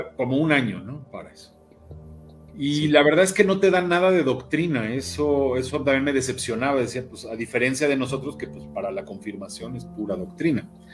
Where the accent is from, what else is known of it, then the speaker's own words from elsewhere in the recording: Mexico; aquí no salen rabinos mexicanos, no sé por qué, entonces los, los importamos de Argentina